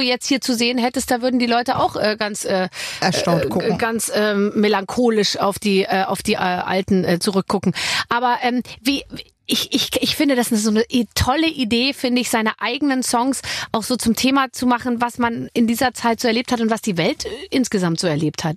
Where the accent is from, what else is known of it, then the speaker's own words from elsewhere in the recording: Bavaria, Germany; ich bin aus Bayern